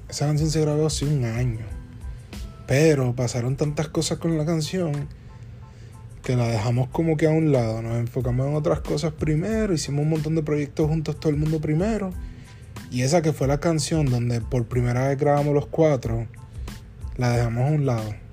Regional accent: Puerto Rico; somos boricuas que queremos sonar americano

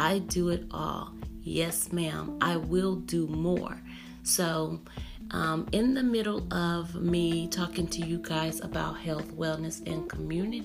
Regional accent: United States

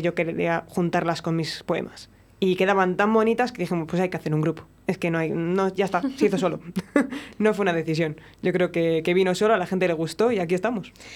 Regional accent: Palencia, Castile and León, Spain; yo soy de Palencia

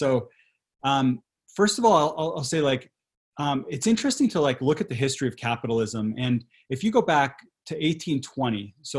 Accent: Quito, Pichincha, Ecuador; moved away; I grew up in Latin America and Ecuador, where I spent part of my childhood and teenage years. My family lived in Quito, the capital city

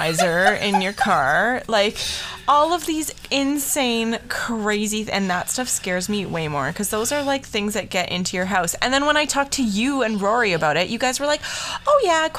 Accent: Alberta, Canada; I grew up in Alberta where it was like it was minus 30 degrees

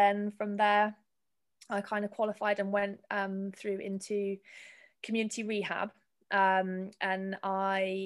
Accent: Weymouth, South West England, United Kingdom; I'm from Weymouth, so it's down the road

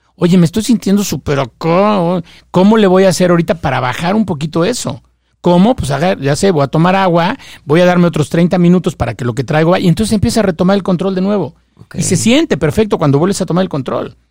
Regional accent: Mexico; yo soy mexicano

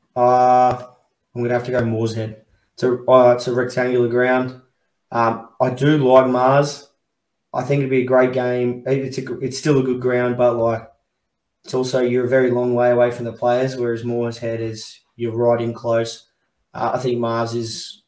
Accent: Werribee, Victoria, Australia; I'm only from Werribee

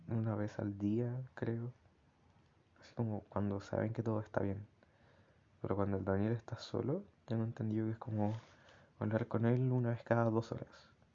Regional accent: Chile; accent: Chilean; mi acento es como muy de estar abajo, subir un poco, bajar. En cambio, como acentos extranjeros, ajenos al chileno

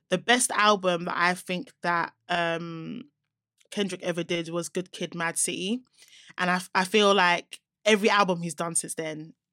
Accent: Nigeria; I'm a Nigerian

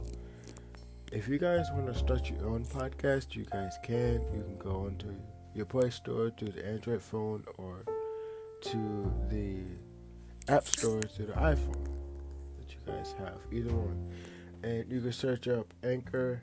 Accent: Akron, Ohio, United States; I am an artist from Akron, Ohio

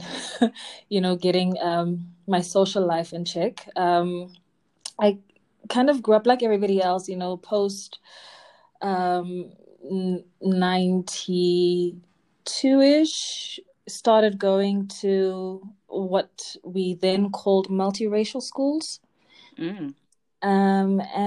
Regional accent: Durban, KwaZulu-Natal, South Africa; I was born and raised in Durban

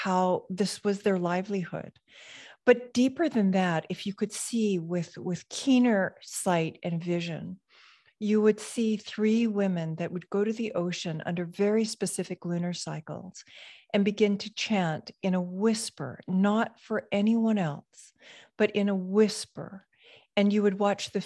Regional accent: Hawaii, United States; So I was born in a very, very small rural community in Hawaii, and surrounded by sugarcane fields and plantation workers that were mostly immigrants.

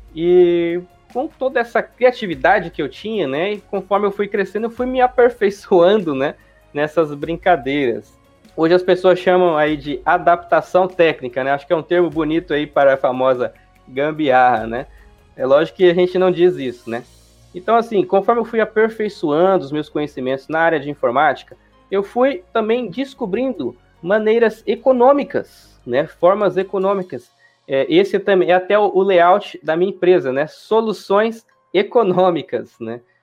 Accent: Juara, Mato Grosso, Brazil; now in Cuiabá, Brazil; sou do interior, né? Aqui do Mato Grosso, nasci em Juara. É, hoje eu vivo na capital, né, vivo aqui na Cuiabá

